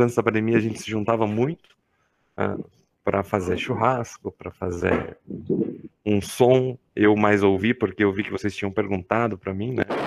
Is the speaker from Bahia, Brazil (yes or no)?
no; Campinas, São Paulo, Brazil; accent: caipira; moved away as an adult; now in São Carlos, Brazil; Eu sou natural de Campinas, interior de São Paulo